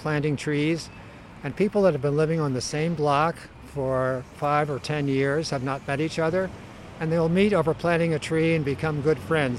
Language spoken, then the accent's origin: English; Philadelphia, Pennsylvania, United States; moved away as an adult; now in San Francisco, United States; I moved from Pennsylvania to San Francisco in the late 60s.